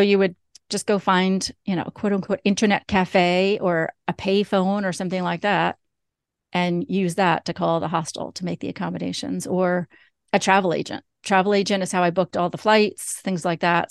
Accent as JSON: {"language": "English", "region": "New York", "country": "United States", "said": "I'm originally from New York."}